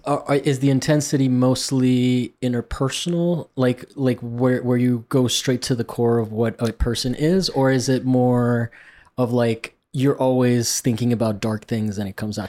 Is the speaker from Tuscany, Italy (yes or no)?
no; Rome, Lazio, Italy; moved away; I grew up in Rome